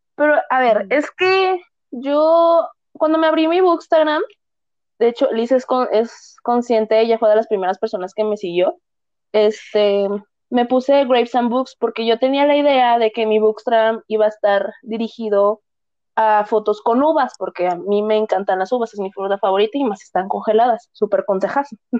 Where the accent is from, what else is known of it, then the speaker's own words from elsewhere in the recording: Guadalajara, Jalisco, Mexico; soy de Guadalajara, Jalisco, aquí en México